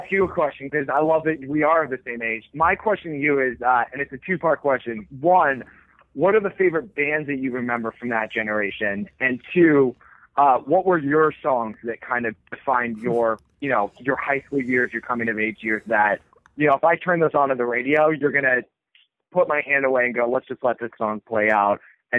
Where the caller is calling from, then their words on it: San Francisco, California, United States; I mean, I'm talking from San Francisco, where flannel's always been cool